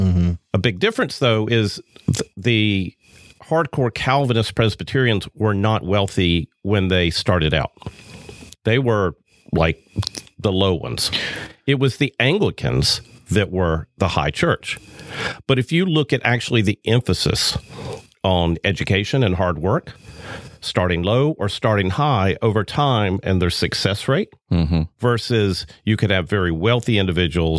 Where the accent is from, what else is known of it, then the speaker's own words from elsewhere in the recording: the South, United States; growing up in the South